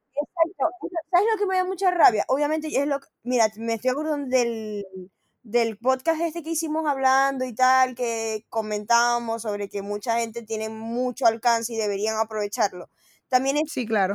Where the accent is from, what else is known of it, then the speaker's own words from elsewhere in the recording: Maracaibo, Zulia, Venezuela; moved away; Nosotros somos maracucha